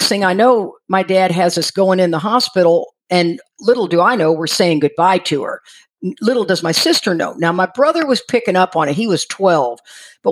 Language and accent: English; Houston, Texas, United States; also born or lived in Freeport, Texas; I grew up in Houston and down in Freeport, Texas, down by the coast, Surfside, San Luis Pass, that area.